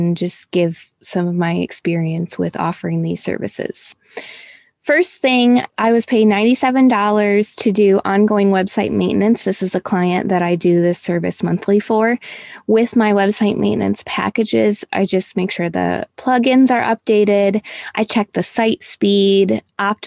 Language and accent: English; Michigan, United States; moved away as an adult; also born or lived in Houston, Texas; now in Ohio, United States; we're originally from Michigan